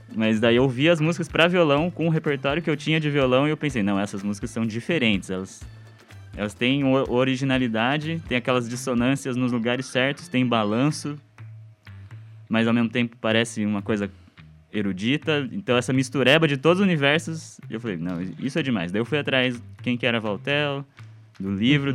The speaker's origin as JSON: {"language": "Portuguese", "town": "Bauru", "region": "São Paulo", "country": "Brazil", "tie": "born or raised there", "moved": "as an adult", "lives_now": "Curitiba, Brazil", "said": "Bauru, que é minha cidade natal, né? Bauru, interior de São uhum. Paulo"}